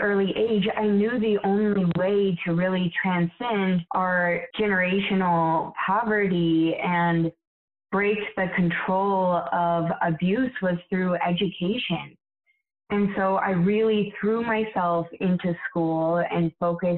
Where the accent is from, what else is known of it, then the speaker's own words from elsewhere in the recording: Billings, Montana, United States; also born or lived in Yellowstone; Raised in Billings, born outside of Yellowstone